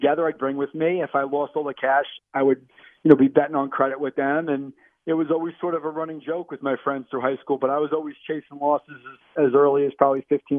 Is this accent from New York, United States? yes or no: yes; Long Island, New York, United States; now in Monmouth County, New Jersey, United States; I'm originally from Long Island. I now reside in Monmouth County, New Jersey.